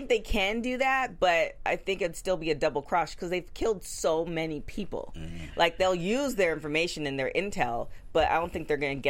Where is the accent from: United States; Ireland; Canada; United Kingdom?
Canada; I'm Canadian.